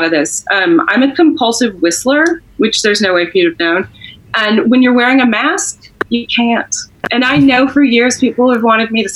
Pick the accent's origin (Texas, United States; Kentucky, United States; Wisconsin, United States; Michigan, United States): Texas, United States; I'm from Texas